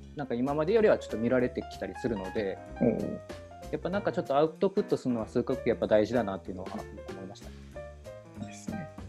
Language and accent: Japanese; Kumamoto, Japan; moved away; もともと地元は熊本なので、ちょっと今地元ではないんですけど